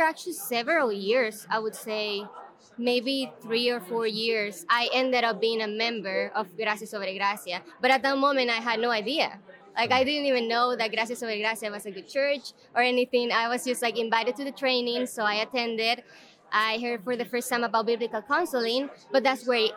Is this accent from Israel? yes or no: no; El Salvador; moved away as an adult; now in United States; I'm from El Salvador. I'm currently working for ACBC, but I moved to the U.S. in 2019, so I've been my whole life in El Salvador